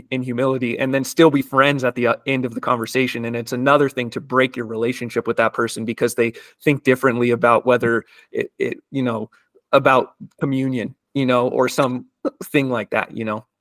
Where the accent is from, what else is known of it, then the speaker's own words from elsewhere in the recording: United States; growing up in the United States